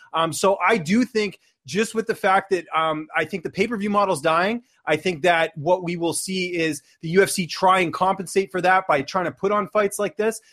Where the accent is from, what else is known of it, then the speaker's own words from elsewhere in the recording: Vancouver, British Columbia, Canada; born and raised in Vancouver